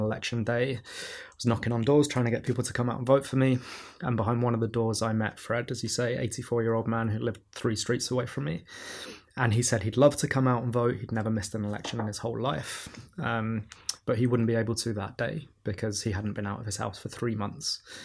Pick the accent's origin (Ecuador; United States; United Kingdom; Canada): United Kingdom; London; growing up in Camdentown when I was a kid